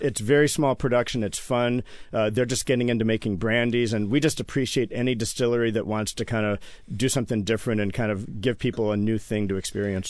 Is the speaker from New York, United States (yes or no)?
no; Iowa City, Iowa, United States; also born or lived in Ann Arbor, Michigan / California / Washington, D.C.; now in Seattle, United States; I was born in Ann Arbor and grew up in Iowa City, Iowa.